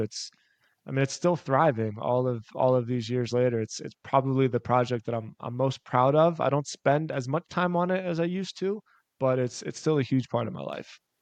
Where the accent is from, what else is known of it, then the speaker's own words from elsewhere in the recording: Philadelphia, Pennsylvania, United States; moved away as an adult; also born or lived in South Florida; I'm, I'm born and raised in Philadelphia